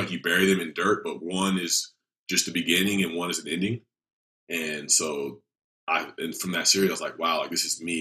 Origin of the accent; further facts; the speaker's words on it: Atlanta, Georgia, United States; Atlanta, which was my hometown.